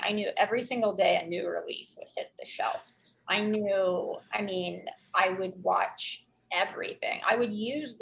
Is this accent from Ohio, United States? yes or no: yes; hometown in Ohio, United States; moved away; I worked in a movie theater in my hometown where this is filmed